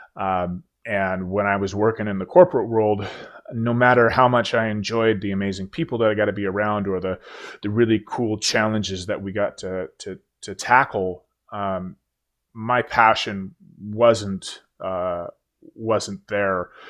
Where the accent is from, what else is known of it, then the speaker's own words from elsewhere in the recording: Oregon, United States; moved away as an adult; I move back home to my home state of Oregon